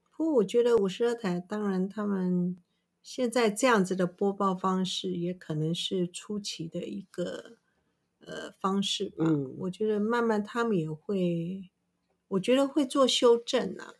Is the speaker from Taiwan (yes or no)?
yes; Taiwan; 对，我们台湾人是非常喜欢吃猪肉